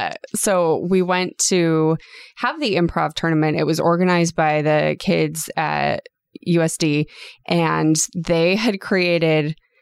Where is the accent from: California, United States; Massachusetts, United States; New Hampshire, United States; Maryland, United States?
California, United States; San Diego; moved away as an adult; I'm from North Park, went to San Diego High School.